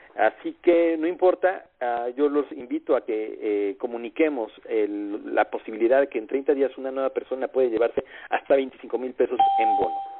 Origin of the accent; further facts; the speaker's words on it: Mexico; nosotros como mexicanos tenemos conocidos en distintas partes de la República Mexicana.